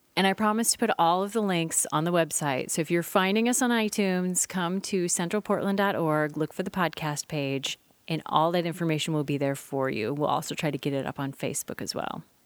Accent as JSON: {"language": "English", "region": "Midwest", "country": "United States", "tie": "born or raised there", "moved": "yes", "lives_now": "Oregon, United States", "said": "I grew up in the Midwest"}